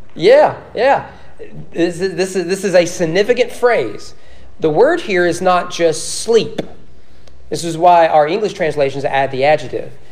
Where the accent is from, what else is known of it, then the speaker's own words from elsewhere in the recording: Owen County, Kentucky, United States; now in Frankfort, United States; growing up in Owen County